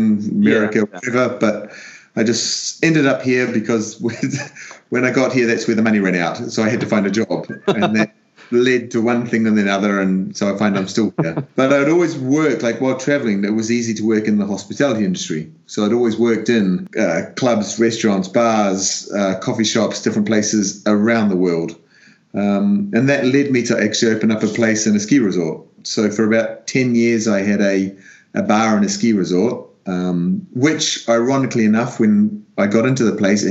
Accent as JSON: {"language": "English", "country": "New Zealand", "tie": "born or raised there", "moved": "as an adult", "lives_now": "Italy", "said": "I'm a New Zealander. So I'm born in New Zealand, raised in New Zealand"}